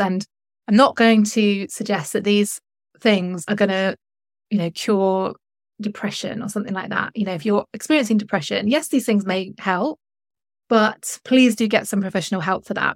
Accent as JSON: {"language": "English", "region": "North West England", "country": "United Kingdom", "also_born_or_lived": "London", "moved": "as an adult", "said": "I moved from London two years ago back to the north of England"}